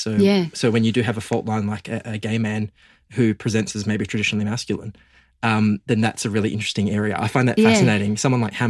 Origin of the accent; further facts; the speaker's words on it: Geraldton, Western Australia, Australia; the stuff I went through growing up gay in the country. So I'm from Geraldton, as you mentioned in the intro.